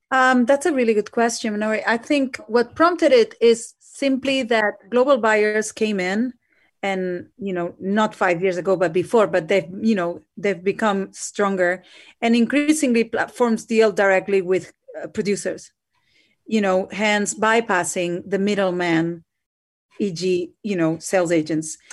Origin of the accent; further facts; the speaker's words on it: Barcelona, Catalonia, Spain; now in United Kingdom; I'm myself from Spain, from Barcelona